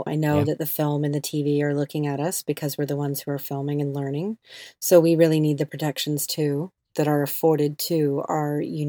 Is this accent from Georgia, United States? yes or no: yes; Georgia, United States; my home state of Georgia